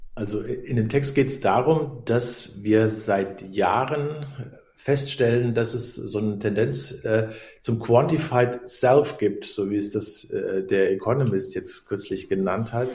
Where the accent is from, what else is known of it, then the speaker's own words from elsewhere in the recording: Germany; ich komme aus der Nähe des Westerwalds